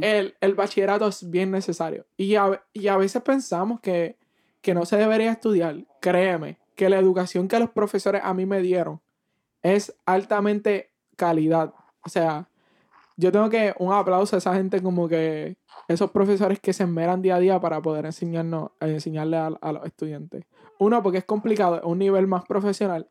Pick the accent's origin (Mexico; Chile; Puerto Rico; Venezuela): Puerto Rico; moved away as an adult; now in Missouri, United States; nos mudamos de Puerto Rico hace como un año y pico y estamos aquí